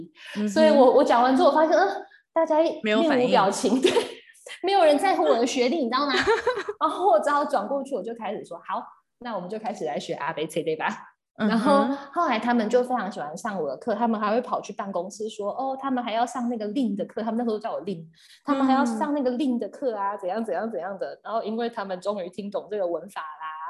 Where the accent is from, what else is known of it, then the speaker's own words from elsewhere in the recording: Taiwan; 像我是台湾人